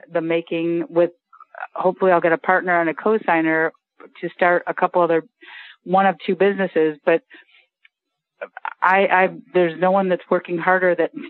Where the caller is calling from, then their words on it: Jacksonville, Florida, United States; Outside of Jacksonville.